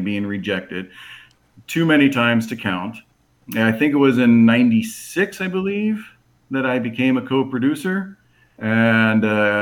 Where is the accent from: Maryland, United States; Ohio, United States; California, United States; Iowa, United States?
Ohio, United States; Cincinnati; I grew up on the west side of Cincinnati in the White Oak area.